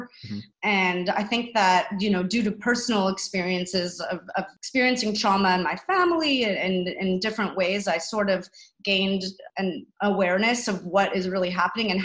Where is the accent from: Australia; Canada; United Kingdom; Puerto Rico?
Canada; as a Canadian